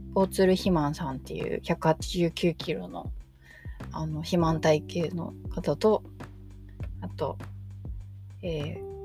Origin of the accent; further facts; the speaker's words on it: about two stations from Shinjuku Station, Tokyo, Japan; もともと新宿駅から2駅くらいの場所に生まれ育った